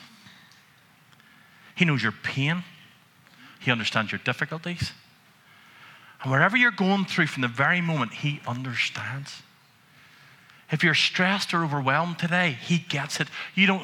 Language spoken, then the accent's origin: English; Antrim, Northern Ireland, United Kingdom; growing up in Antrim, where you have a history, and now you're a minister in the town